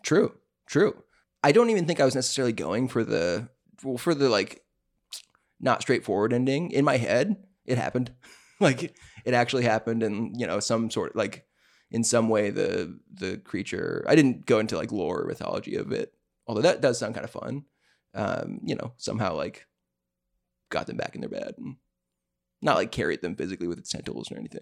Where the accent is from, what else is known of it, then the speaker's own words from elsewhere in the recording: the South, United States; we're from the South